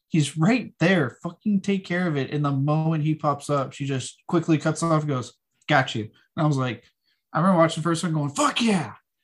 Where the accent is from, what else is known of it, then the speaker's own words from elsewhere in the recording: Texas, United States; I was raised in Texas.